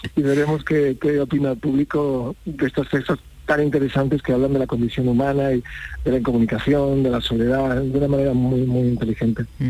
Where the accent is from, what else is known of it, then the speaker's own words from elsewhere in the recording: Montilla, Andalusia, Spain; yo soy de Montilla